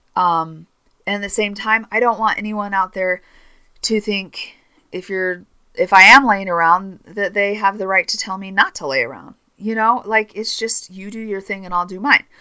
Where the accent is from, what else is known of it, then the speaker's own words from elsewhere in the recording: Northern California, United States; now in Utah, United States; I grew up in Northern California